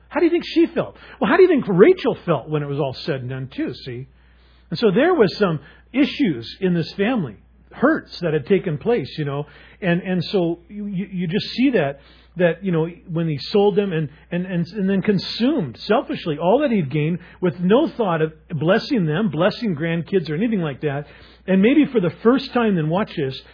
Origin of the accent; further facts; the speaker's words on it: Seattle, Washington, United States; I was a druggie from Seattle